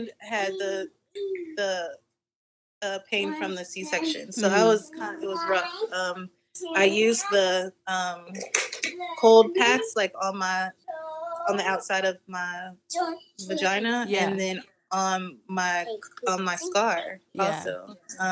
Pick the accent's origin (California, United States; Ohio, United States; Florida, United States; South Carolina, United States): Florida, United States; I'm from Florida